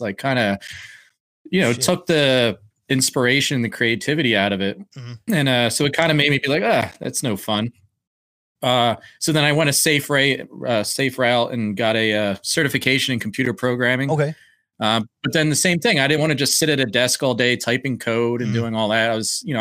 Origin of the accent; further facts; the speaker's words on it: Blackwood, New Jersey, United States; I'm originally from South Jersey, just outside of Philadelphia